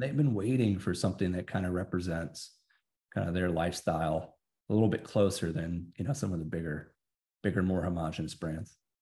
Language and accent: English; Texas, United States; I'm a big country music fan growing up in Texas